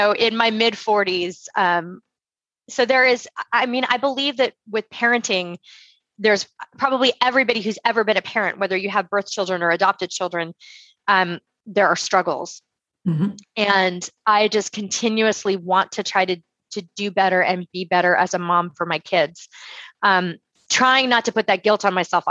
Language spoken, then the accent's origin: English; California, United States; moved away as an adult; also born or lived in Rhode Island; now in Texas, United States; I'm from California